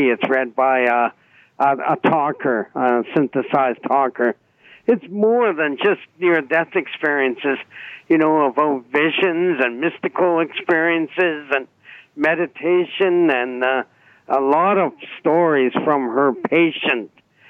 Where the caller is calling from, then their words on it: Newmarket, Ontario, Canada; I'm from Newmarket.